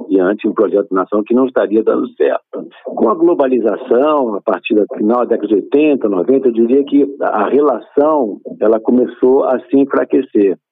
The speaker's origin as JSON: {"language": "Portuguese", "country": "Brazil", "said": "todos nós somos brasileiros"}